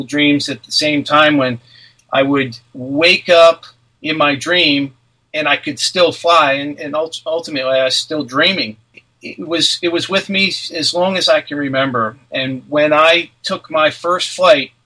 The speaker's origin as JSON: {"language": "English", "region": "New Jersey", "country": "United States", "tie": "born or raised there", "moved": "as an adult", "lives_now": "Outer Banks, North Carolina, United States", "said": "I grew up in Cinnamons in New Jersey. I loved living there as a child"}